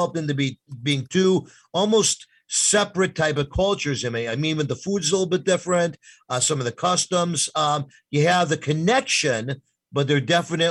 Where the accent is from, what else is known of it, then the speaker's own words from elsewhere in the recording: New York, United States; moved away; I'm from New York, technically